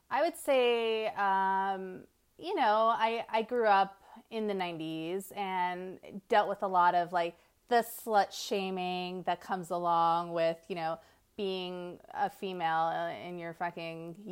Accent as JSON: {"language": "English", "region": "New Jersey", "country": "United States", "also_born_or_lived": "New York", "moved": "as an adult", "lives_now": "Las Vegas, United States", "said": "I'm from New Jersey and New York."}